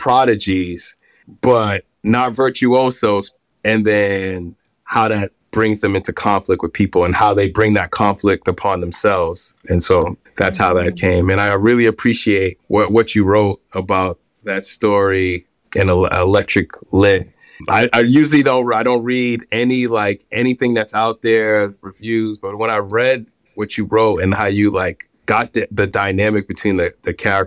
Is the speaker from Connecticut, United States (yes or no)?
no; Boston, Massachusetts, United States; now in New York, United States; I grew up in Boston. I grew up in the inner city of Boston